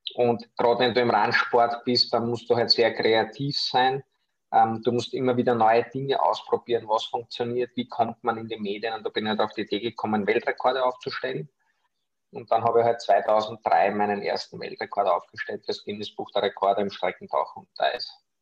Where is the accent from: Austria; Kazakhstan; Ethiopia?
Austria; ich komme aus Österreich, wie man unschwer an meinem Sprachfehler hören kann